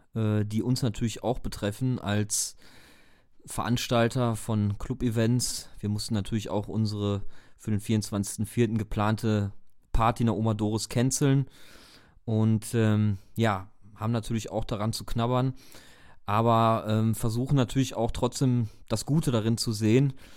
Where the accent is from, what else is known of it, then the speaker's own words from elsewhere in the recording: Dortmund, North Rhine-Westphalia, Germany; wir kommen ja selber aus Dortmund